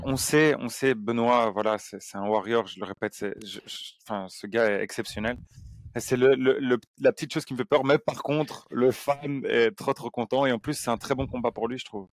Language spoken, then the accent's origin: French; Belgium; on est belge